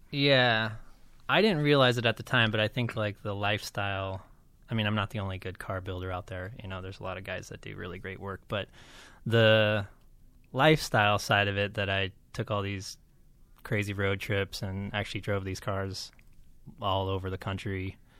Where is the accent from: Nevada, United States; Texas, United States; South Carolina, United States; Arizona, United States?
Nevada, United States; Las Vegas; I grew up in Las Vegas